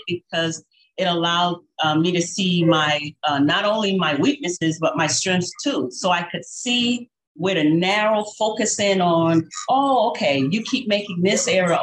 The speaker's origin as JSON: {"language": "English", "town": "New Haven", "region": "Connecticut", "country": "United States", "tie": "born or raised there", "moved": "yes", "lives_now": "New York, United States", "said": "I was born and raised in New Haven, Connecticut."}